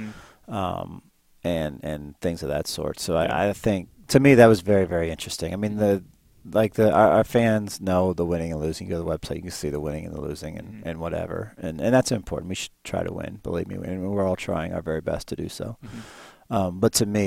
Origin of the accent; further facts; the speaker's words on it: Northeast Ohio, United States; moved away; I grew up in the Northeast Ohio area